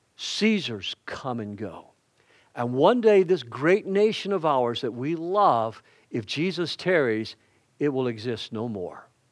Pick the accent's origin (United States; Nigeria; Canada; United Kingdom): United States; the South; I'm a Southerner